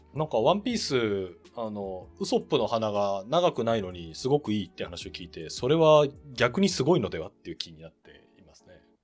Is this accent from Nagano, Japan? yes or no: yes; Nagano, Japan; 私長野生まれ